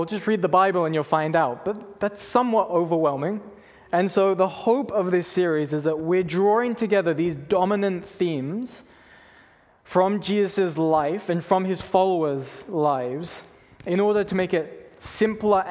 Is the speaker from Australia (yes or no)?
no; England, United Kingdom; now in Canada; When I was younger, I grew up in England